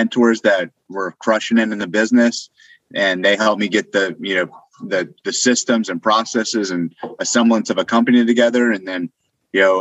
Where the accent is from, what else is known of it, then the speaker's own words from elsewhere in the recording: Northern Virginia, United States; moved away as an adult; now in Austin, United States; I was living in Northern Virginia. It's kind of where I grew up, bad traffic